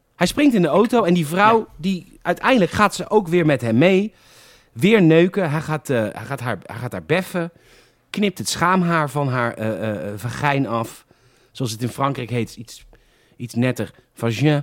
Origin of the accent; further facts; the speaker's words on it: Netherlands; Ik ben echt een Hollander.